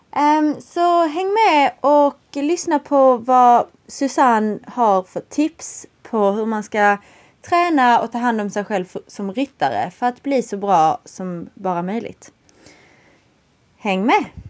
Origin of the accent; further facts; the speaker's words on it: Skåne, Sweden; moved away as an adult; also born or lived in Vellinge; now in England; Jag har varit hemma i Sverige